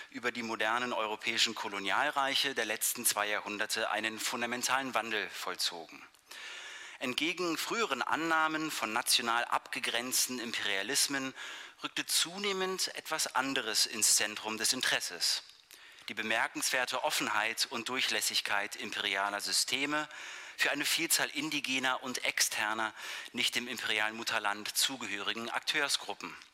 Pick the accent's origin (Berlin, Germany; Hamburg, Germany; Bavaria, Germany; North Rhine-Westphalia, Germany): Berlin, Germany; born there; Ich freue mich sehr über diese Einladung nach Berlin, meine Geburtsstadt.